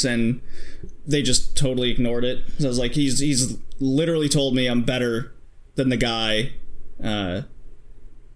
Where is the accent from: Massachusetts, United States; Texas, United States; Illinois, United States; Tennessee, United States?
Texas, United States; also born or lived in Utah; now in Toronto, Canada; I grew up mostly in Texas